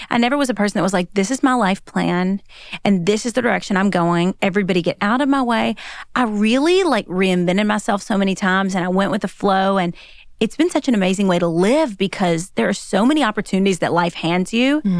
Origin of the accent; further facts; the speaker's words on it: the South, United States; accent: southern; With me and my southern accent, it was just nothing